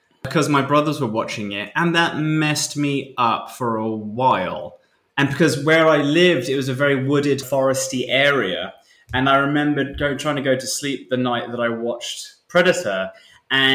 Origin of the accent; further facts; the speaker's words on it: United Kingdom; being a British person